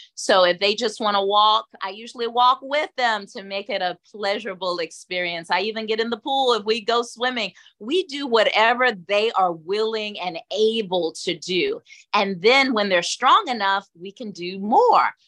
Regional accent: Atlanta, Georgia, United States; I'm from Atlanta, born and raised

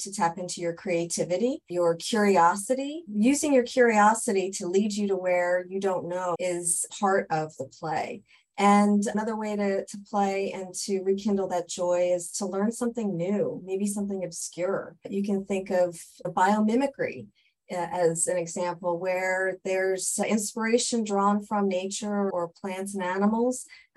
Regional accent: New Jersey, United States; I'm originally from New Jersey

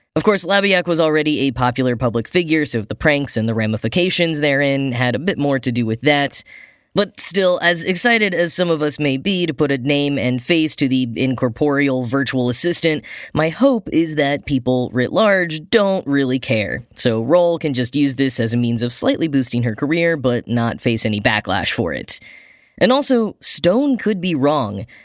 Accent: United States; being American

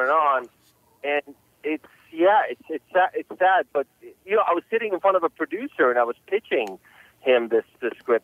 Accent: Los Angeles, California, United States; I grew up in uh, Los Angeles, uh, California since about 1983. My parents immigrated uh, to the states

